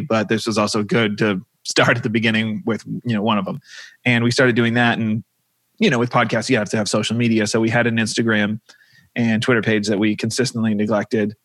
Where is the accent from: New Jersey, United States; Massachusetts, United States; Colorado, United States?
Massachusetts, United States; also born or lived in New York; now in Los Angeles, United States; I am from Massachusetts